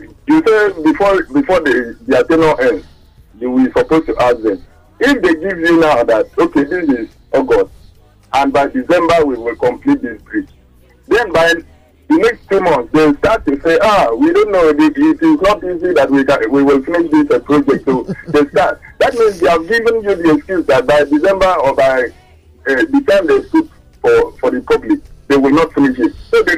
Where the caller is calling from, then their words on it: Apapa, Lagos, Nigeria; I'm calling from Apapa.